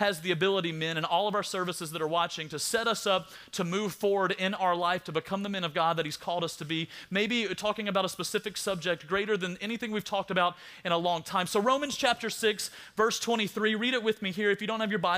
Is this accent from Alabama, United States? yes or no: yes; South Alabama, United States; I'm from South Alabama